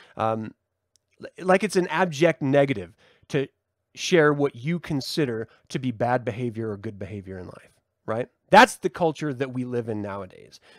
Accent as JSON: {"language": "English", "country": "United States", "said": "as an American"}